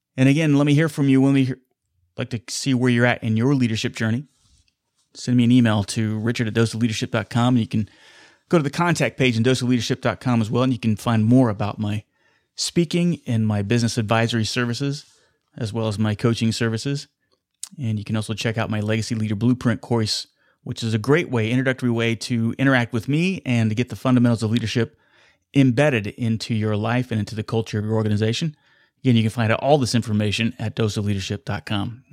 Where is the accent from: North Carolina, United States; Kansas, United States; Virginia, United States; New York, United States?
Kansas, United States; Wichita; here in my hometown of Wichita, Kansas